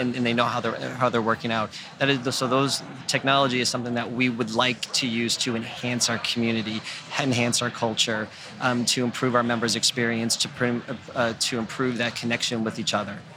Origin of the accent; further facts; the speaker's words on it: York, Maine, United States; also born or lived in Andover, Massachusetts; So, um, so I grew up in York, Maine.